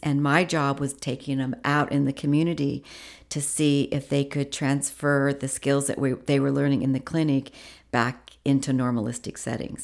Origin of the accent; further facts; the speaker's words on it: Washington, United States; moved away; also born or lived in Indiana; I moved from Indiana to Washington